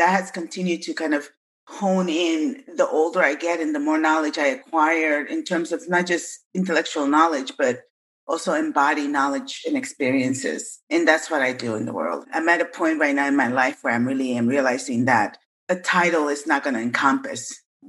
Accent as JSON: {"language": "English", "town": "Bronx", "region": "New York", "country": "United States", "also_born_or_lived": "Massachusetts", "moved": "yes", "lives_now": "Seattle, United States", "said": "I came from the South Bronx with my family. So I lived in the South Bronx and in New York and then in Massachusetts, and then migrated to the Pacific Northwest in 1998."}